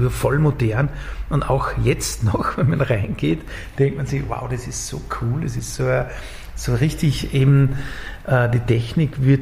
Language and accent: German; Upper Austria, Austria; Ja, ich komme aus Oberösterreich und dann war ich, wie ich dann in, in, Linz in diesem Studio war